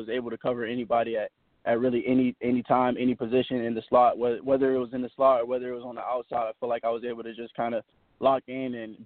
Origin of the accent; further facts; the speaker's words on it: Tampa, Florida, United States; also born or lived in Charleston, South Carolina / Savannah, Georgia / Puerto Rico; around first, second grade, I came down to Tampa and, you know, been here ever since. And so really I was raised here. You know, this is my hometown